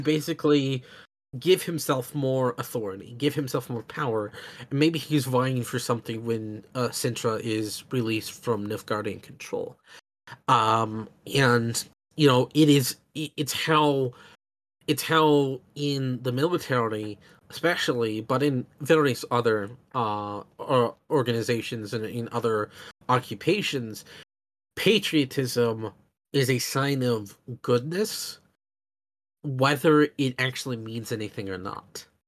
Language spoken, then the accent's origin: English; United States; as an American